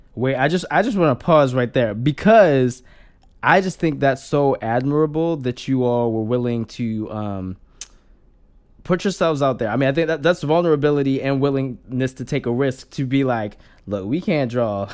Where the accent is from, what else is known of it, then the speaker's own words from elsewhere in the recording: Maryland, United States; I grew up in Maryland